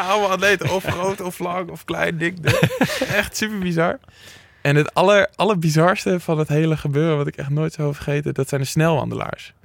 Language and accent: Dutch; Schalkwijk, Utrecht, Netherlands; ik kom dus uit Schalkwijk